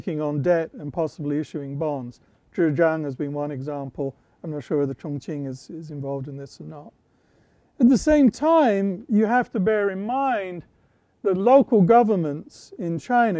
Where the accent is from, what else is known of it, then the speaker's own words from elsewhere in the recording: United Kingdom; moved away; where I grew up in Britain